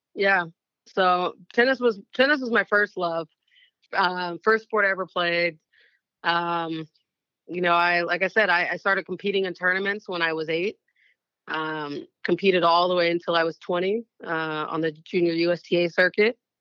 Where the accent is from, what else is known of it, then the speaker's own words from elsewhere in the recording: Oakland, California, United States; I grew up in the Bay Area